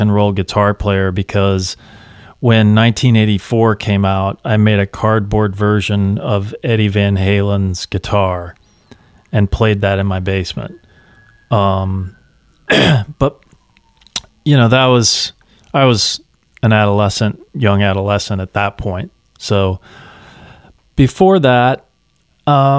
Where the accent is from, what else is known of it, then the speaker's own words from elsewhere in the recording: Independence, Missouri, United States; moved away as an adult; also born or lived in Lee's Summit, Missouri / Kansas City, Missouri; now in Baltimore, United States; I'm originally from Kansas City. I grew up in Independence, Missouri